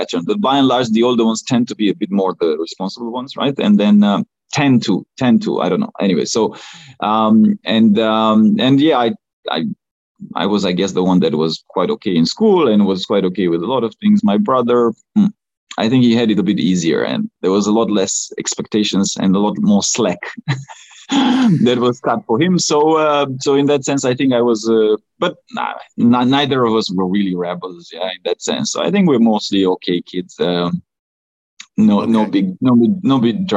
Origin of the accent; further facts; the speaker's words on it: Romania; first language Romanian; English is a second language; Communist Romania. That's where I grew up the first 6 years.